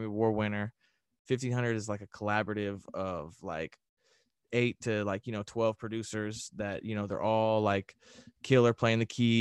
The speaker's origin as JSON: {"language": "English", "region": "Indiana", "country": "United States", "moved": "as an adult", "lives_now": "Los Angeles, United States", "said": "I was originally from Indiana. Now I'm in LA."}